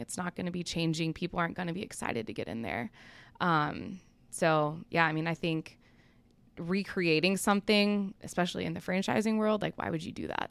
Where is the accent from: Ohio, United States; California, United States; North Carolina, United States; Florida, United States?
North Carolina, United States; Charlotte; also born or lived in Atlanta, Georgia; I'm originally from Atlanta, but I grew up most of my life in Charlotte. So Charlotte's really all I remember.